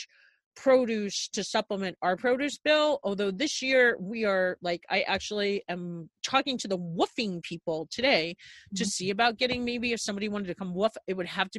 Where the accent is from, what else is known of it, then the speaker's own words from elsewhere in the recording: Garden City, New York, United States; I actually grew up on Long Island, 17 miles outside of New York City in Garden City, like Nassau County.